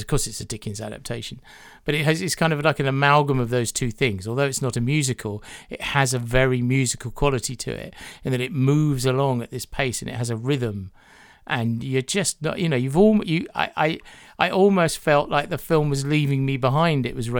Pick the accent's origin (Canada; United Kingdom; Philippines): United Kingdom; growing up in Britain